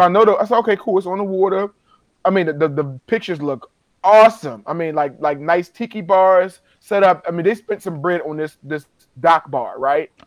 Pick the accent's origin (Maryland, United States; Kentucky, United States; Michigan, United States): Maryland, United States; Baltimore; I'm from Baltimore. Everybody who I knew I know was going to Morgan